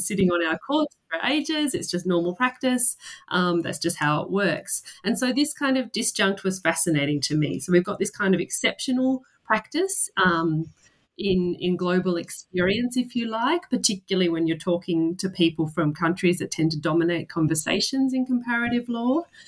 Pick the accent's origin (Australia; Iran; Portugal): Australia; So I am a legal scholar. I'm from Australia.